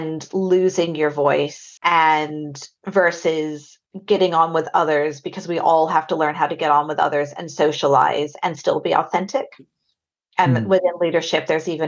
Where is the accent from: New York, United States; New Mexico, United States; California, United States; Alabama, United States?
New Mexico, United States; Albuquerque; moved away as an adult; now in United Kingdom; I am originally from Albuquerque, New Mexico, which you might be able to hear in my accent. Came over to the UK straight after university in about 2000.